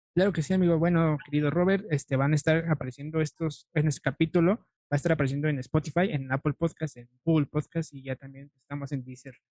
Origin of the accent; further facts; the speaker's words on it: Mexico; como mexicano